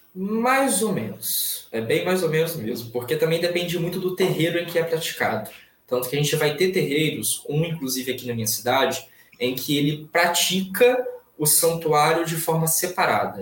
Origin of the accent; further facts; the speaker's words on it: Itaperuna, Rio de Janeiro, Brazil; eu nasci aqui em Itaperuna, né, interior do estado do Rio de Janeiro